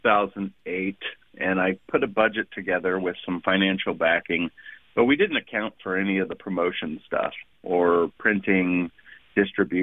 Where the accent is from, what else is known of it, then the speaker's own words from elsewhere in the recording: Texas City, Texas, United States; also born or lived in Thorndale, Texas; I'm originally from Texas City down by Galveston, but my wife is from Thorndale